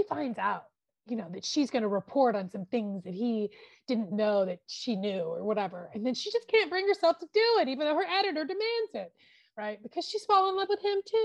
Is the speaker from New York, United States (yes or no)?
no; the Dallas area, Texas, United States; We're from the Dallas area